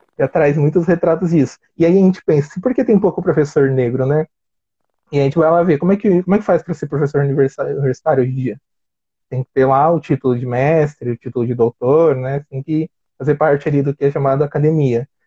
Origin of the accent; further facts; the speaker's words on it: São Paulo, Brazil; sou de São Paulo